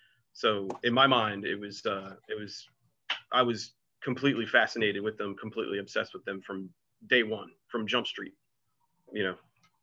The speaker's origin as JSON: {"language": "English", "town": "Atlantic City", "region": "New Jersey", "country": "United States", "tie": "born or raised there", "said": "I'm from Atlantic City, New Jersey. I grew up on Georgia Avenue, in a section of the city called Ducktown."}